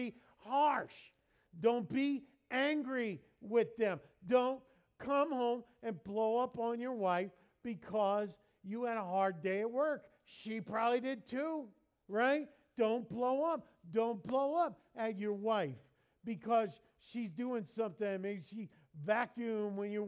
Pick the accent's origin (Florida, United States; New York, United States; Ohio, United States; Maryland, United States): New York, United States; moved away; I grew up in New York